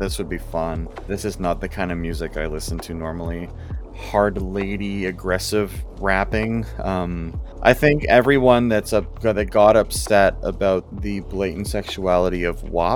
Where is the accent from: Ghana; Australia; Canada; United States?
Canada; we're Canadian